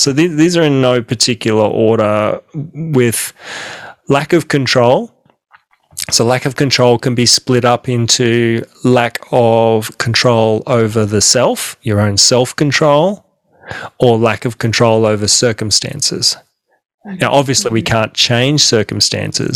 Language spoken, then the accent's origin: English; Australia; I'm an Aussie, I'm an Australian